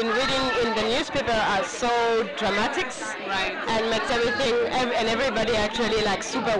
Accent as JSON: {"language": "English", "country": "France", "moved": "yes", "lives_now": "China", "said": "I'm … and I'm from France."}